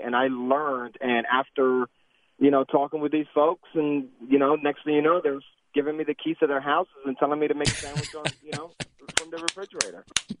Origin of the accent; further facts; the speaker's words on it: New York, United States; moved away as an adult; now in Cumming, Georgia, United States; I'm born and raised in New York, been down here in Georgia now 15 years, and I'm Puerto Rican. And first and foremost, I'm an American first.